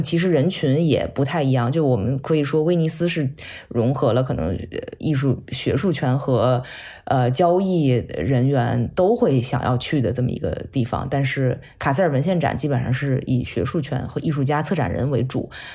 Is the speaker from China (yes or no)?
yes; China; 作为一个中国人